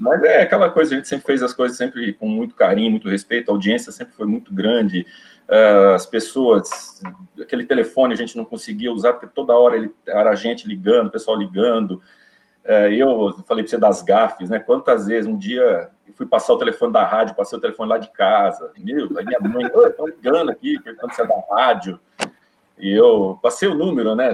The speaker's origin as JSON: {"language": "Portuguese", "town": "Osvaldo Cruz", "region": "São Paulo", "country": "Brazil", "tie": "born or raised there", "also_born_or_lived": "Amapá", "moved": "yes", "said": "ficar um tempo ali em Oswaldo Cruz, voltar para minha terra natal"}